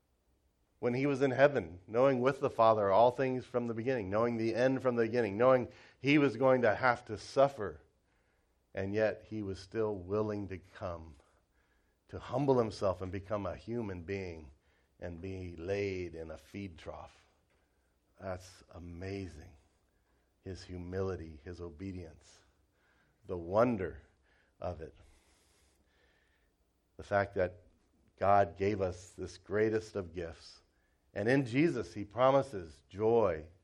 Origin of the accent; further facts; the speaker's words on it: Cincinnati, Ohio, United States; moved away as an adult; now in China; I grew up in Cincinnati, Ohio